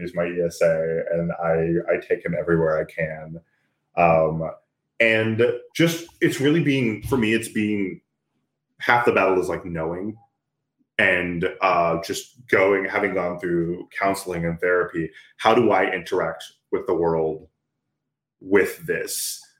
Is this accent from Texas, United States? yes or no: yes; Texas, United States; I grew up in Texas. I grew up in a predominantly white neighborhood. A lot of predominantly white spaces. So there's a lot about myself, about my blackness, that I was taught to be ashamed of or hate even.